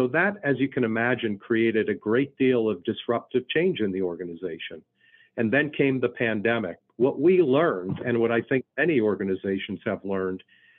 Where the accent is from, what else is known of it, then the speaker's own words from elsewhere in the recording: Philadelphia, Pennsylvania, United States; now in Kansas City, United States; So remember, I came from the Philadelphia area, so I still am certainly an Eagles fan